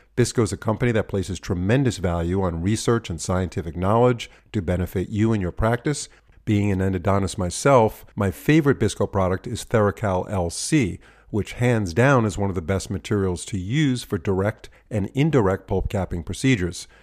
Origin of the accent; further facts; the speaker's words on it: New York, United States; moved away; also born or lived in California; I was born and raised in New York.